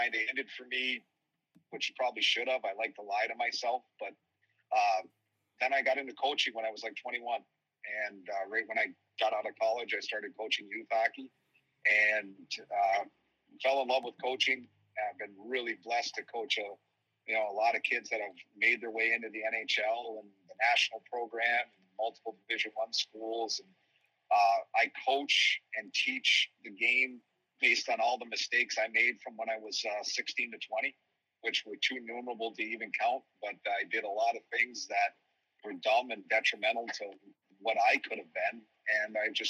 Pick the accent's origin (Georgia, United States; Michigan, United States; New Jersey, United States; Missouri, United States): Michigan, United States; Marquette; now in Syracuse, United States; I grew up in Marquette, Michigan, which there wasn't much else to do besides play hockey up there